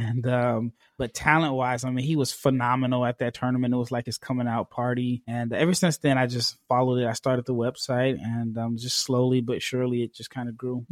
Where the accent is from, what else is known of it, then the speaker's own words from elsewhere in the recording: United States; as an American